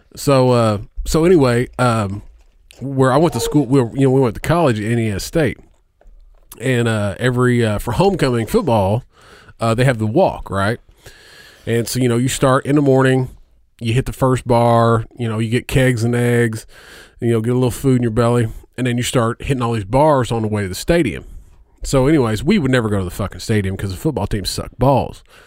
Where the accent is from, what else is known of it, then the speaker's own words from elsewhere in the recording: Indiana, United States; I'm from Indiana